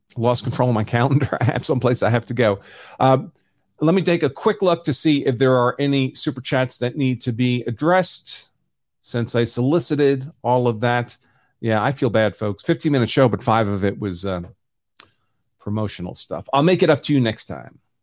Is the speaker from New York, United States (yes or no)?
yes; New York City, New York, United States; I grew up in New York City